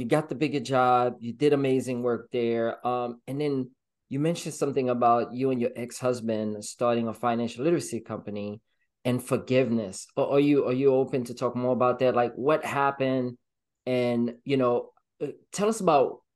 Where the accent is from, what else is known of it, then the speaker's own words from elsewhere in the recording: Haiti; now in United States; I'm from the Caribbean. I'm from Haiti, right? So when I first came to the States, I had a little bit different mindset